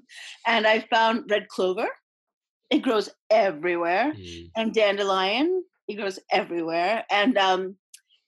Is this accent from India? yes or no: yes; India; moved away; I came from India